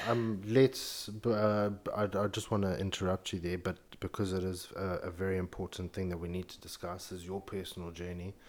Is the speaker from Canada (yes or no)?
no; Zimbabwe; moved away as an adult; now in London, United Kingdom; born and raised in Zimbabwe, grew up in a very conservative family